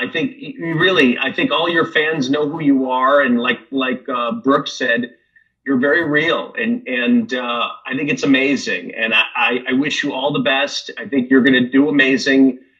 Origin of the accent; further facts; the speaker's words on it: Chicago, Illinois, United States; And I'm from Chicago. I'm from the Midwest.